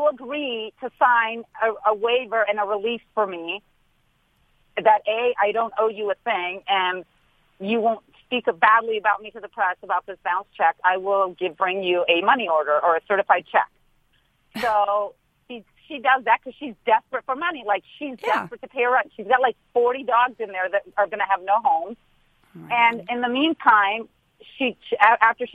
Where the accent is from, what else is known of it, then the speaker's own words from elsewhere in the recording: St. Louis, Missouri, United States; also born or lived in Beverly Hills; I may spend half the year in Beverly Hills, but I'm from St. Louis